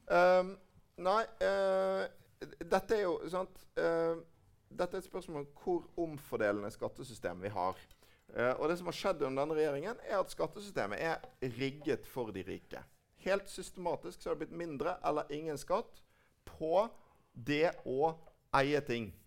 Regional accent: Bergen, Vestland, Norway; i min hjemby Bergen.

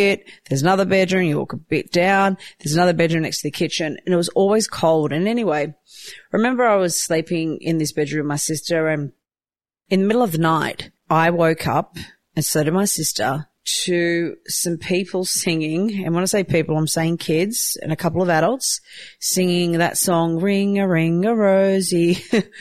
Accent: Newcastle, New South Wales, Australia; also born or lived in Croatia; I grew up in Newcastle, New South Wales. I was born in Croatia.

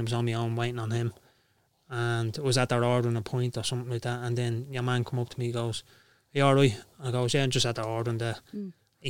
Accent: Dublin, Leinster, Ireland; born or raised there

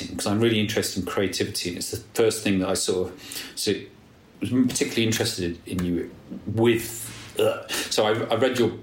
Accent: Nottinghamshire, East Midlands, United Kingdom; accent: posh; also born or lived in London; now in Somerset, United Kingdom; from where I grew up in Nottinghamshire, I was quite posh. I sounded posh, even though I wasn't

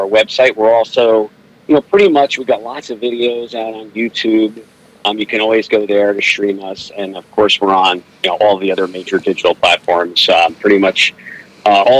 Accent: New Jersey, United States; also born or lived in Somerville, New Jersey / Piscataway, New Jersey; now in Kansas City, United States; I'm from New Jersey

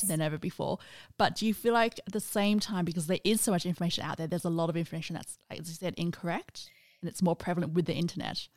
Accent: Australia; in Australia, I'm in that generation where we grew up

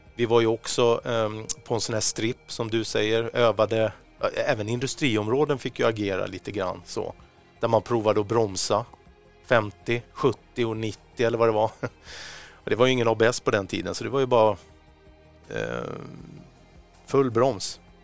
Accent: Stockholm, Stockholm County, Sweden; för oss som är stockholmare

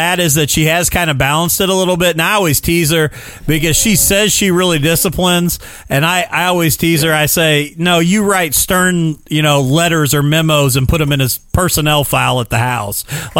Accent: Indiana, United States; born or raised there; also born or lived in Illinois

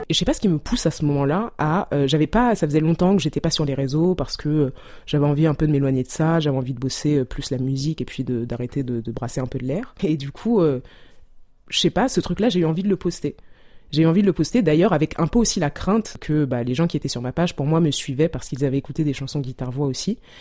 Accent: Douala, Littoral, Cameroon; moved away; mon enfance au Cameroun, à Douala

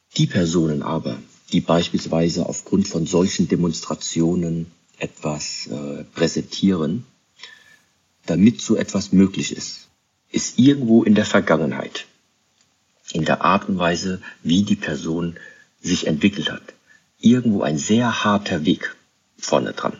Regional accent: Germany; ich bin in Deutschland aufgewachsen

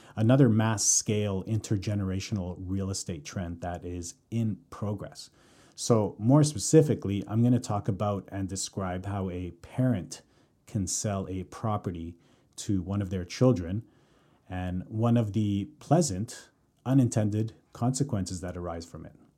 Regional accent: Calgary, Alberta, Canada; moved away as an adult; now in Vancouver, Canada; born and raised in Calgary, currently living in Vancouver.

